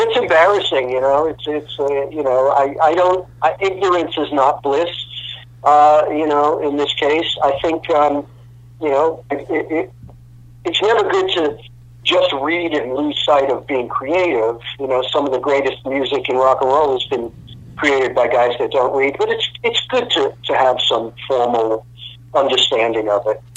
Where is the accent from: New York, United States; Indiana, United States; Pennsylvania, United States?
New York, United States; moved away as an adult; also born or lived in Los Angeles; I'm a kid from New York. I was used to subways